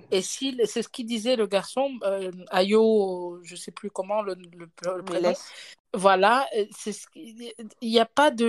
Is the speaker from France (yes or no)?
no; Cameroon; Moi, je suis pas originaire hein, de, de l'Afrique, mais j'ai grandi. J'ai grandi au Cameroun.